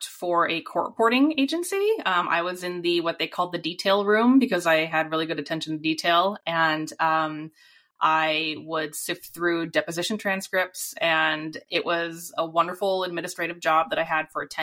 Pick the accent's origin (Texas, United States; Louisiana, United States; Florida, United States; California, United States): California, United States; Southern; moved away as an adult; now in Pacific Northwest, United States; I lived in a city, a suburban city in Southern California, which was also the headquarters for Princess Cruise Line.